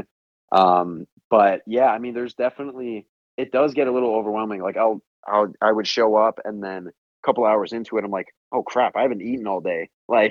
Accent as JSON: {"language": "English", "area": "just outside Chicago", "region": "Illinois", "country": "United States", "tie": "born or raised there", "said": "here in my hometown, just outside Chicago"}